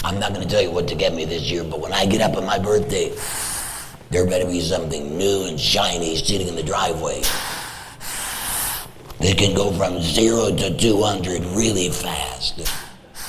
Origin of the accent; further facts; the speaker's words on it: Detroit, Michigan, United States; when I was a boy growing up in Detroit